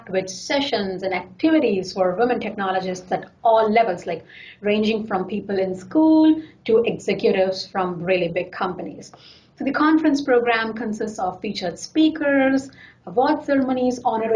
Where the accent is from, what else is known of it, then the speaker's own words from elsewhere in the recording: India; now in Seattle, United States; I come from India